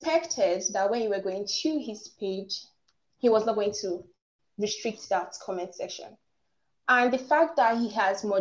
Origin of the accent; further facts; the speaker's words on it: Nigeria; accent: African; I'm Nigerian and I have sort of like an African accent.